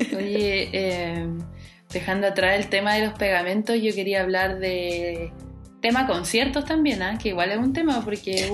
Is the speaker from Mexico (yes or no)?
no; Chile